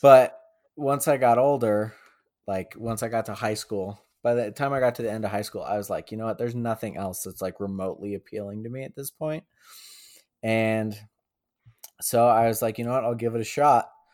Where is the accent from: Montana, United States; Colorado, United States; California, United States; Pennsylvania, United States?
Colorado, United States; Boulder; moved away as an adult; now in Albuquerque, United States; I was born and raised in Boulder. Um, grew up there